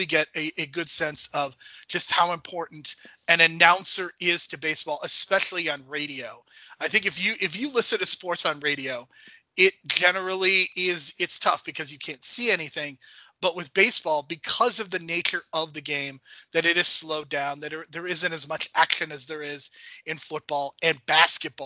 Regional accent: Chicago, Illinois, United States; I grew up in Chicago, which is a haven for baseball

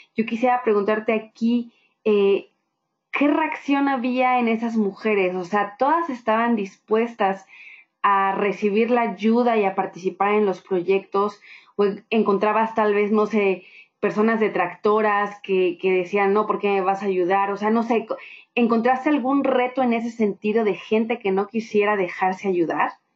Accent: Mexico; ambas somos mexicanas

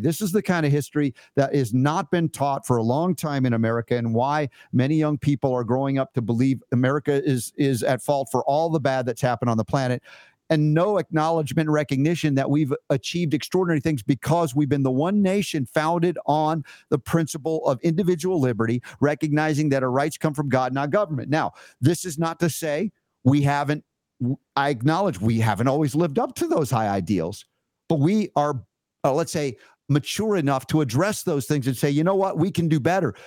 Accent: Georgia, United States; I grew up 30 years in Georgia

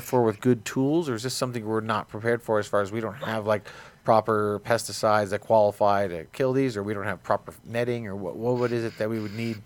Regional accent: New Jersey, United States; I'm from New Jersey. It's competitive speaking where I come from

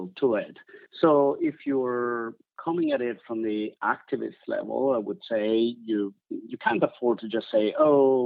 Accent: Italy; moved away; I'm originally from Italy

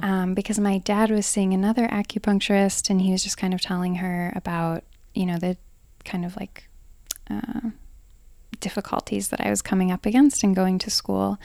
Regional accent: Hamburg, New York, United States; I grew up here in Hamburg, New York

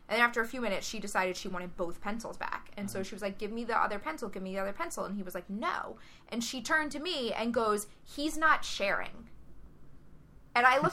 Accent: the South, United States; moved away as an adult; now in Boston, United States; growing up in the South

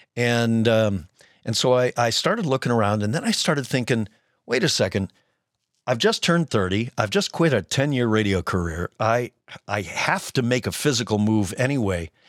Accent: Cleveland, Ohio, United States; also born or lived in Denver, Colorado; I grew up in Cleveland, Ohio

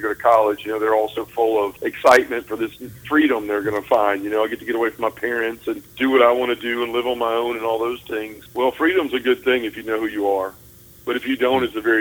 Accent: Memphis, Tennessee, United States; also born or lived in Bruce, Mississippi; I was born and raised here in Memphis, Tennessee, and still live here to this day

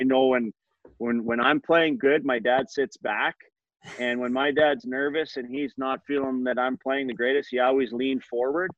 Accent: Edmonton, Alberta, Canada; in my hometown

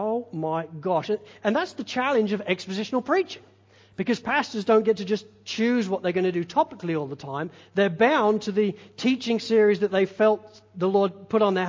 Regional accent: England, United Kingdom; being English

